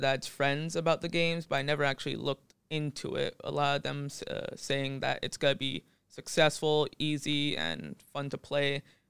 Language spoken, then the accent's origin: English; Phuket, Thailand; born there; Yeah, so I was born in Phuket, and I got into crypto last year.